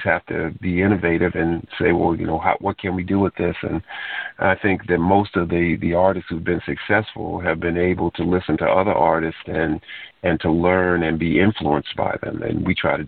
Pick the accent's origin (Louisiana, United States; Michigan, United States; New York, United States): New York, United States; now in Bowie, United States; originally I was born in New York.